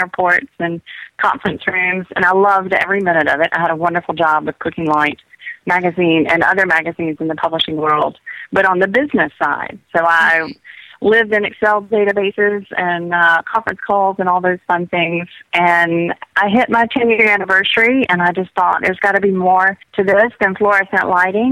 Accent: South Georgia, United States; moved away; I grew up on a farm in South Georgia

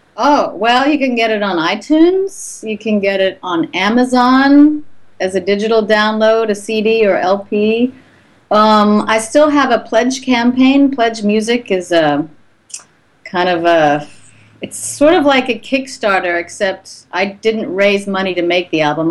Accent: Bucks County, Pennsylvania, United States; also born or lived in Doylestown / New Hope / Forest Grove; now in Los Angeles, United States; I live in LA now, but I'm from Pennsylvania.

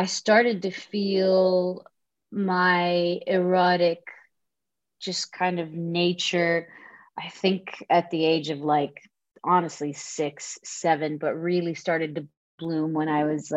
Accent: Dhahran, Eastern Province, Saudi Arabia; moved away as an adult; now in Los Angeles, United States; born and raised in Saudi Arabia, in Dhahran to be specific, the eastern province of Saudi Arabia

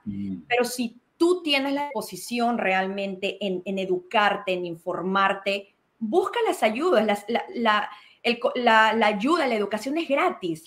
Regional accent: Peru; now in Georgia, United States; Nací en Perú, llegué a Georgia hace 22 años

